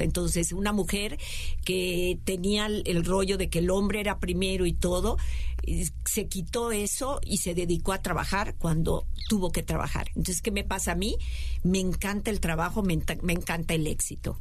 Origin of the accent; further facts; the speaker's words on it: Mérida, Yucatán, Mexico; Yo no soy del norte como Liz, yo soy del sur, de Mérida